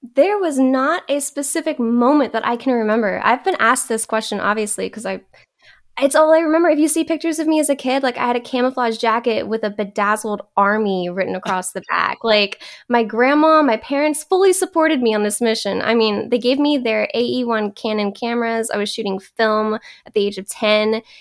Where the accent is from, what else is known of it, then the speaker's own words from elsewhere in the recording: Texas, United States; also born or lived in Louisiana; now in California, United States; raised in Texas. I'm a Southern girl